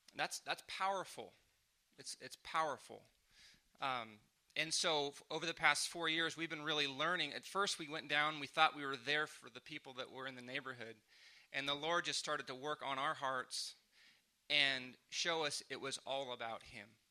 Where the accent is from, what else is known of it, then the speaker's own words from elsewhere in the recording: San Diego, California, United States; moved away as an adult; now in Oklahoma City, United States; I'm from San Diego.